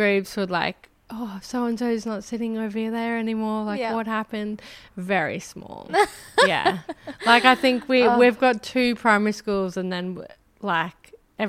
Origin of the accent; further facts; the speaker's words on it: Wagga Wagga, New South Wales, Australia; also born or lived in Northern Rivers; I grew up in Wagga Wagga.